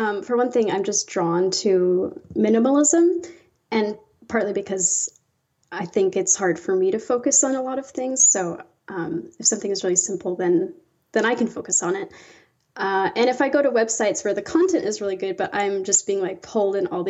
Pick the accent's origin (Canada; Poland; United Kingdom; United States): United States; Iowa; I did, yeah.